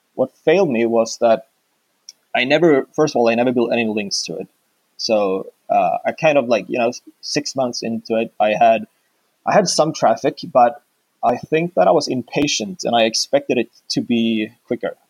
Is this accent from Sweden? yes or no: yes; Sweden; I'm from Sweden